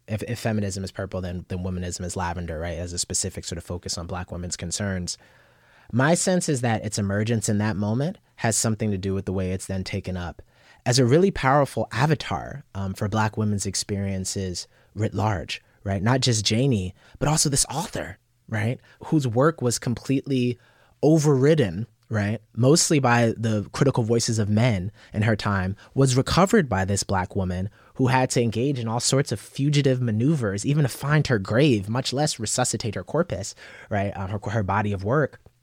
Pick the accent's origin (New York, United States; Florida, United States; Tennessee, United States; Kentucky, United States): New York, United States; Yonkers; also born or lived in Bronx, New York; I was born in the Bronx, grew up in uh, South Yonkers